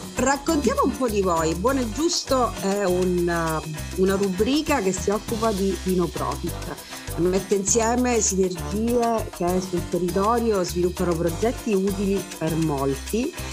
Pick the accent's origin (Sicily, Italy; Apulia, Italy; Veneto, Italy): Sicily, Italy; Messina; da siciliana e da messinese